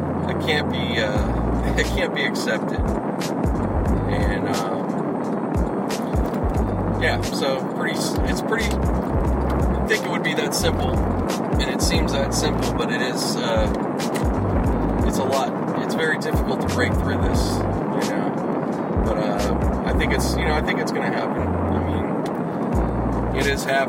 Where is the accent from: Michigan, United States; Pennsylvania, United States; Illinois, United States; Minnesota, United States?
Pennsylvania, United States; Pittsburgh; now in Los Angeles, United States; back in my hometown Pittsburgh